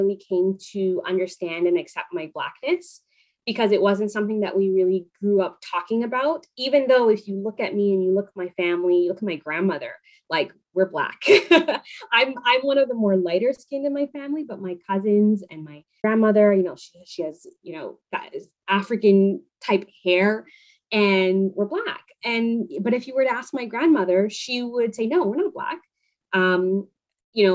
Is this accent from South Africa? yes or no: no; Panama; born there; I was born in Panama to Spanish speaking parents. I speak a little bit of Spanish.